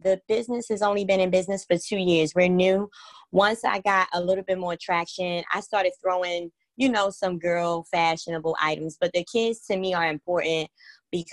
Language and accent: English; New York City, New York, United States; moved away as an adult; now in Baltimore, United States; I'm from the Bronx, New York, born and raised